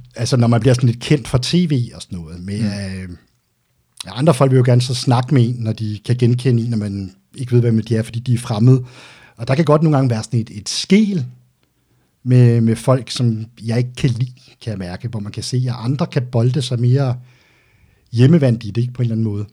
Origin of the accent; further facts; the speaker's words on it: Denmark; also born or lived in Albertslund / Greve; Jeg er vokset op ude på Vestegnen